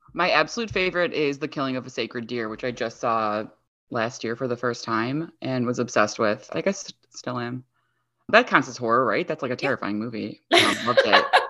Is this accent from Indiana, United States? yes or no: no; Chicago, Illinois, United States; I'm from Chicago